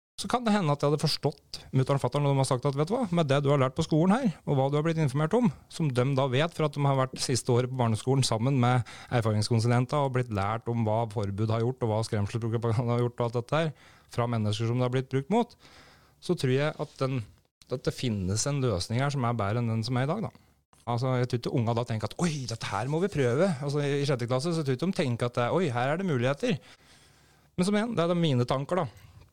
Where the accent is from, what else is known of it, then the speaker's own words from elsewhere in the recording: Brumunddal, Innlandet, Norway; når jeg vokste opp på da, i Brumunddal her